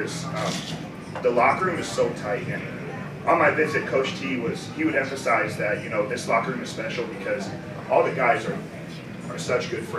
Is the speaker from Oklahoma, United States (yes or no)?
no; Phoenix, Arizona, United States; moved away; I'm from Phoenix, and I'm majoring in science, technology, and society